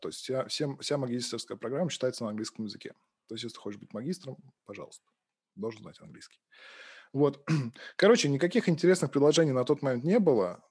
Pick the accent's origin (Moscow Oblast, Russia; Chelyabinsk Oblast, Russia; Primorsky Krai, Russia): Moscow Oblast, Russia; Balashikha; moved away as an adult; now in Pushkin, Russia; родился я в Подмосковье, в городе Балашиха. Собственно, там я учился в школе и... Жил там, пока учился в университете